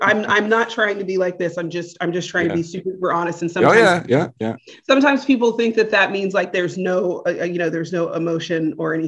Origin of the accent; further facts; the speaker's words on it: United States; I'm American?